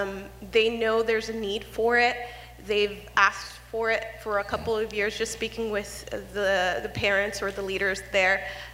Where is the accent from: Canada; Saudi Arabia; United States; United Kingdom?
United States; Midway City, California; I grew up in Midway City, not too far away from here, just a couple of blocks down.